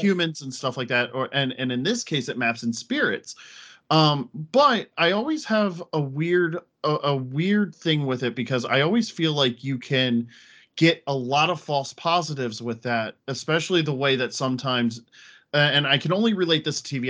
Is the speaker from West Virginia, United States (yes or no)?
no; Pennsylvania, United States; moved away as an adult; now in Connecticut, United States; I'm originally from Pennsylvania. I moved up here actually to be with her